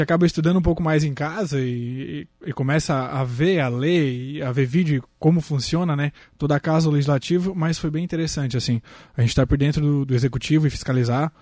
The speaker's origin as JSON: {"language": "Portuguese", "town": "Maracajá", "region": "Santa Catarina", "country": "Brazil", "said": "Sou do Maracajá"}